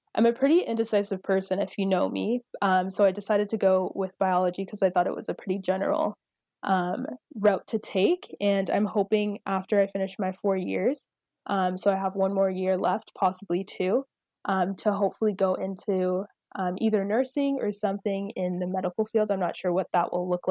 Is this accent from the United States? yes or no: no; St. Catharines, Ontario, Canada; also born or lived in Zimbabwe; I'm here in St. Catharines. My family and I moved from Zimbabwe, where I was born, in 2001, and I've been here basically all my life.